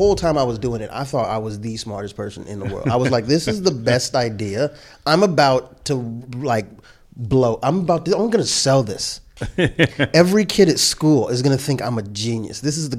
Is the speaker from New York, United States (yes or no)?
no; California, United States; born there; My first amusement park memory, because I was born in California